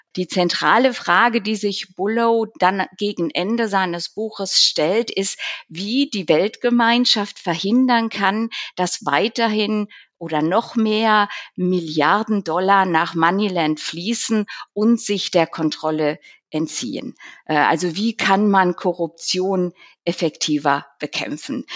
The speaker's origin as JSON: {"language": "German", "region": "Zurich", "country": "Switzerland", "said": "selbstverständlich auch mein Heimat, unser heimatliches äh, Zürich"}